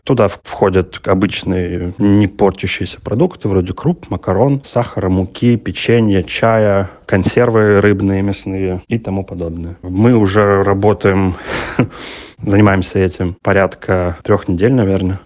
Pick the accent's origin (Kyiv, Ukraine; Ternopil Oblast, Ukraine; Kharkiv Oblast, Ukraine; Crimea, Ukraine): Kharkiv Oblast, Ukraine; Kharkiv; мне 32 года, я из Харькова